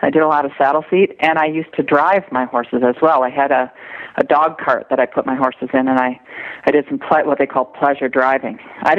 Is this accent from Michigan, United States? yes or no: yes; Michigan, United States; In Michigan.